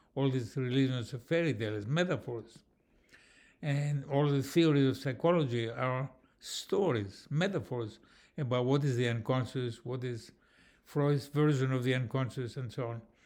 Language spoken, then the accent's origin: English; Athens, Attica, Greece; I come from Athens, Greece